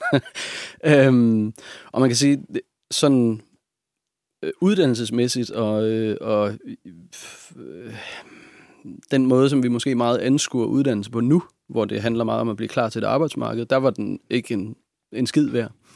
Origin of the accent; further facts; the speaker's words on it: Hobro, North Denmark Region, Denmark; also born or lived in Hvidovre / Nibe; Jeg er født i Hvidovre, ja. og så flyttede min mor og jeg til Nibe i Nordjylland. Ja. Og, men jeg er vokset op sådan, den bevidsthed, jeg har om min barndom, den foregår i Hobro